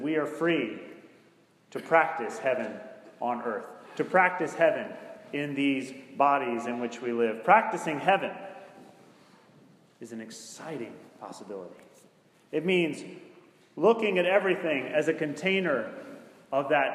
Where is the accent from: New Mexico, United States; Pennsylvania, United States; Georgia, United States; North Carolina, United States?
North Carolina, United States; Greensboro; Greensboro, North Carolina, which is my hometown